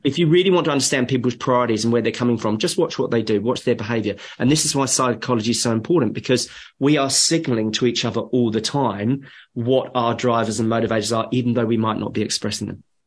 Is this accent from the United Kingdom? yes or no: yes; England, United Kingdom; moved away; I'm, I'm a POM. I'm English. My parents are from UK